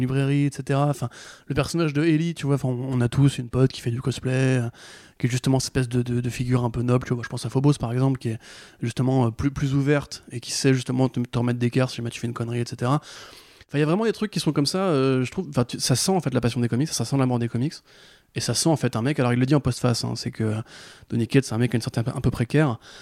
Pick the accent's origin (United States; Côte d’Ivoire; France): France; en tant que Français